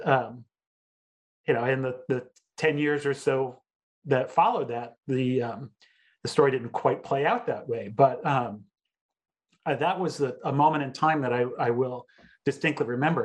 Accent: United States; as a teenager growing up in the United States

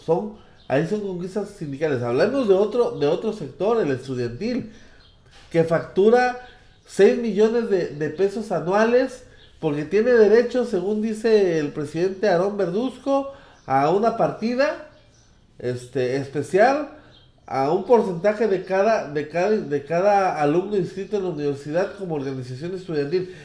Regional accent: Mexico; como mexicanos

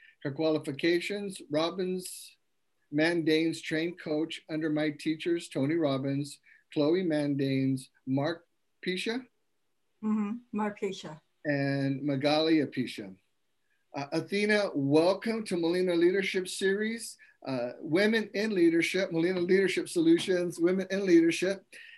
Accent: Taiwan; English is a second language; moved away as an adult; now in United States; I was born and raised in Taiwan. I came to the United States at the age of 20. Throughout the 23 years in the States, I have embraced the cultural differences that enrich my connections to different backgrounds.

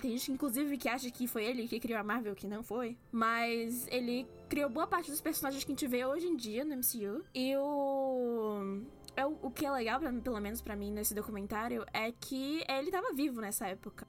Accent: Brazil; accent: Brazilian; ter um, um sotaque menos brasileirão, assim, pesado

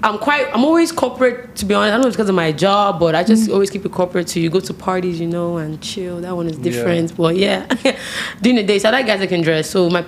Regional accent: United States; now in Nigeria; I actually grew up in America

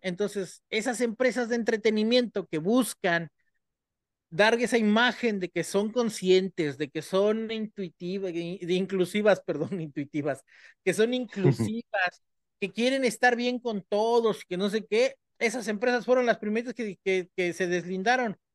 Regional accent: Mexico; nosotros los mexicanos usamos esa carta. Si alguien sabe de usar esa carta, somos los mexicanos

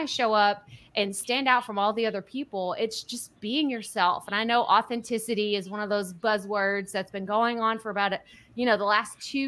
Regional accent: Texas, United States; accent: thick Texas; I'm from Texas, born and raised, and I have this thick accent

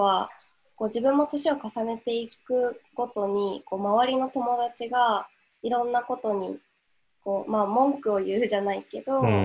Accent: Hokkaido, Japan; moved away as an adult; now in Akita, Japan; 私は出身は北海道なんですけどえー、っと AIU 入学をきっかけに秋田に来て卒業後も、え今年の3月に卒業して今も秋田に住んでいます

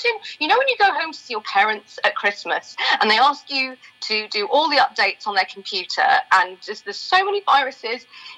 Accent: Doddington, East of England, United Kingdom; I'm originally from Doddington.

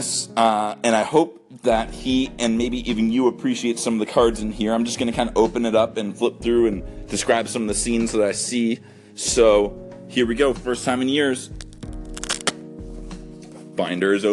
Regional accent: Canada; As a Canadian

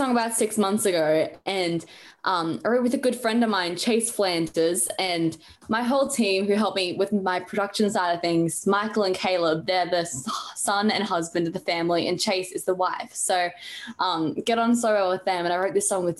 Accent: Brisbane, Queensland, Australia; also born or lived in Gold Coast; I was born in Brisbane. I live on the Gold Coast. So been here for all 16 years of my life.

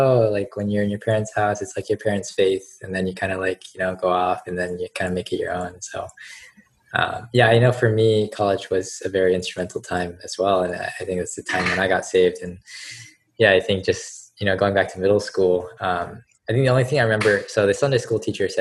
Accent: Georgia, United States; moved away; I grew up in Georgia, where you also have to drive to get to most places

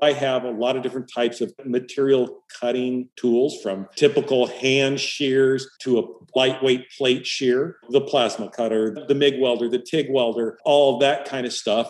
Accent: Hemet, California, United States; moved away as an adult; also born or lived in San Diego, California / Orlando, Florida; I grew up in Southern California, an only child

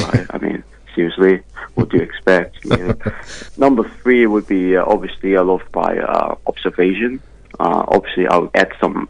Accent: Hong Kong; now in Melbourne, Australia; I was made in China. I'm from Hong Kong.

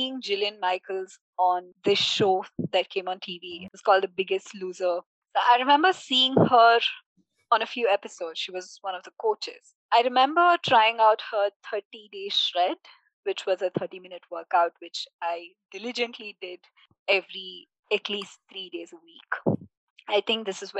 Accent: Bangalore, Karnataka, India; I was born in Bangalore, lived here for most of my life

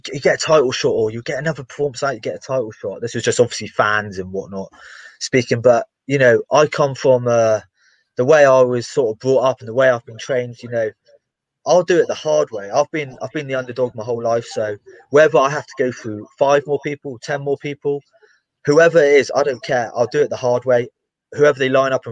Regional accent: England, United Kingdom; I'm English

